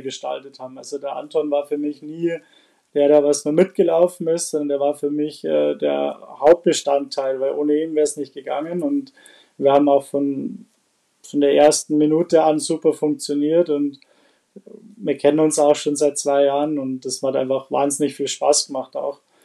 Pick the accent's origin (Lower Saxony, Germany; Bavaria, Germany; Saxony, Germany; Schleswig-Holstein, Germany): Bavaria, Germany; Bad Reichenhall; komme aus äh, Bad Reichenhall